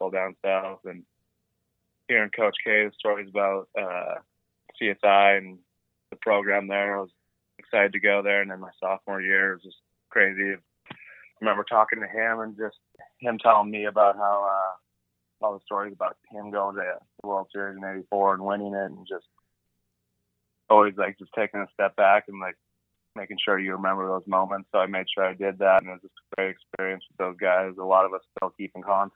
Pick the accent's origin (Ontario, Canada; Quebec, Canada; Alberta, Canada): Alberta, Canada; Lethbridge; in Lethbridge baseball anyways, because growing up in Little League, there's the north side and the south side